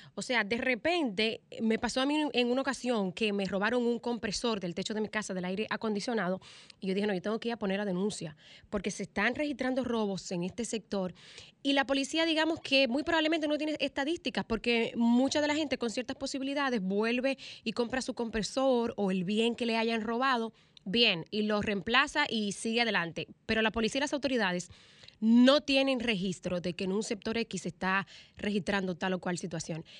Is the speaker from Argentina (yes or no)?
no; Dominican Republic